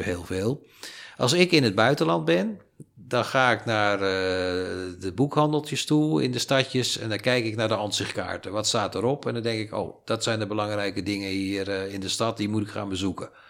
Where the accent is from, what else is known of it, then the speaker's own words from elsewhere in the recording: Amsterdam, North Holland, Netherlands; now in Almere, Netherlands; Ik ben geboren in Amsterdam, maar in Almere voel ik me thuis.